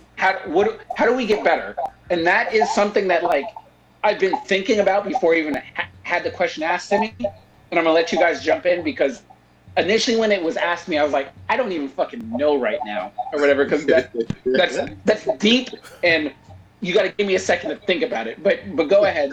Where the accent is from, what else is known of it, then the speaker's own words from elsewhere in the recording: California, United States; growing up in California, like all of us did